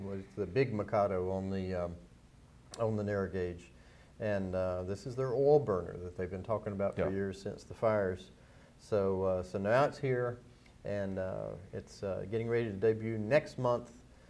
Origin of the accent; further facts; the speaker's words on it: North Carolina, United States; moved away; my home state of North Carolina